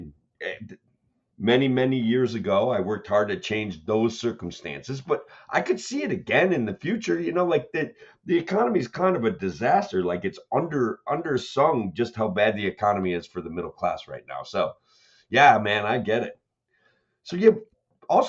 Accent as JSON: {"language": "English", "country": "United States", "said": "as an American"}